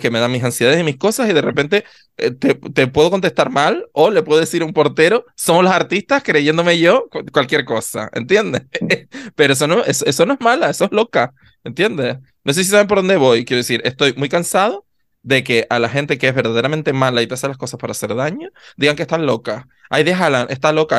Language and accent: Spanish; south of Tenerife, Canary Islands, Spain; somos del sur de Tenerife